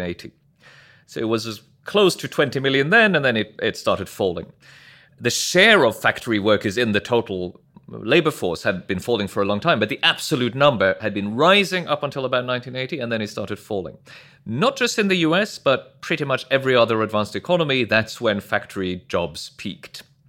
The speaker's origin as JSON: {"language": "English", "country": "Norway", "tie": "born or raised there", "also_born_or_lived": "New York", "moved": "as an adult", "said": "I'm from Norway originally. I grew up there"}